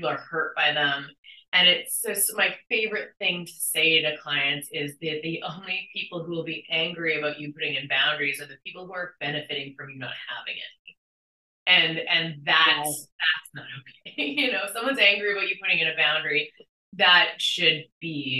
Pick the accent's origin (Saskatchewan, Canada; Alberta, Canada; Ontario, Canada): Saskatchewan, Canada; now in British Columbia, Canada; I'm from Saskatchewan originally and now live in BC